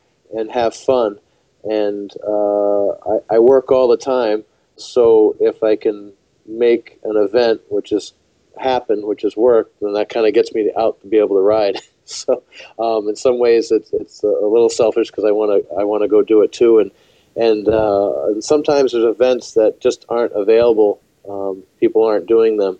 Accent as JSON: {"language": "English", "region": "Western Massachusetts", "country": "United States", "also_born_or_lived": "New Hampshire", "moved": "as an adult", "lives_now": "Connecticut, United States", "said": "originally from Western Massachusetts, lived in New Hampshire and also live in Connecticut"}